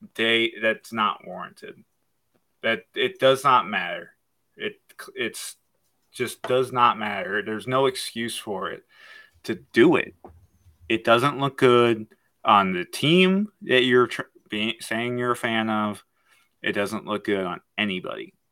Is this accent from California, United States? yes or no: no; Michigan, United States; I'm from Michigan